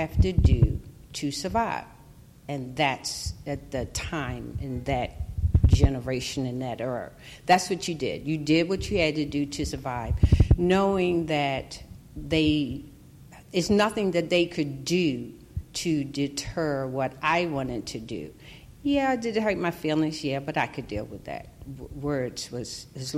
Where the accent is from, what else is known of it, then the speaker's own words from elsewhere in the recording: Baltimore, Maryland, United States; I grew up in East Baltimore